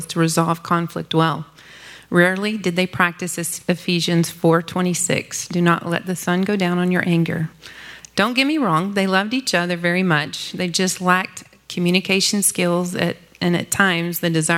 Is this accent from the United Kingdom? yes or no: no; Dallas, Texas, United States; I grew up in Dallas